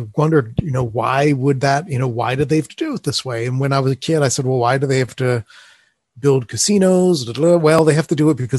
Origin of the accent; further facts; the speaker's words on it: Atlantic City, New Jersey, United States; I think it all comes from growing up in Atlantic City, New Jersey, and I grew up at just this age where they were imploding, blowing up the old hotels on the boardwalk and building casinos.